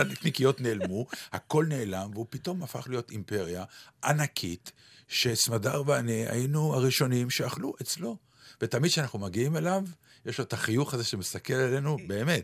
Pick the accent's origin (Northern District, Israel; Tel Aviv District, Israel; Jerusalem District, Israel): Tel Aviv District, Israel; Ramat Gan; כשהייתי ילד קטן, אני, אה, חלק מהשכונה שלי וחלק מהעניינים שלי בתור ילד קטן היו ליד בית ספר שגדלתי בו, והוא היה רחוק מביתי. בית כן. ספר יבנה, שהוא היה באזור רמת יצחק ברמת גן